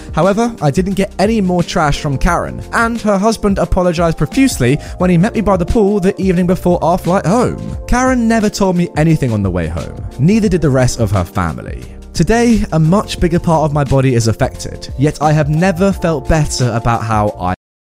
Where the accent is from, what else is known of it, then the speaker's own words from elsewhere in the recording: Beijing, China; born there; So, I was born in Beijing.